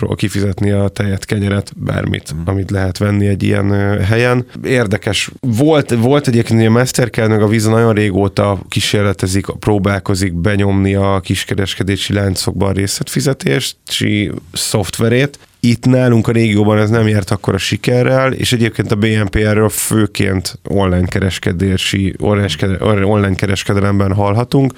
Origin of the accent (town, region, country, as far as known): Hungary